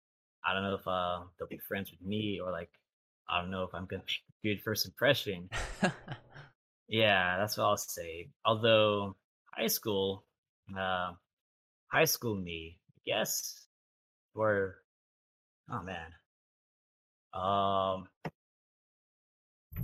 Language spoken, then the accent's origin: English; Torrance, California, United States; also born or lived in San Pedro, California; around the third grade, I moved from San Pedro to Torrance.